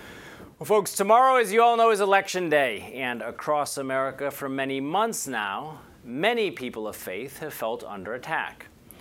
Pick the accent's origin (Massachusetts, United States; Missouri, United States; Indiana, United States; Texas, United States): Missouri, United States; In my home state of Missouri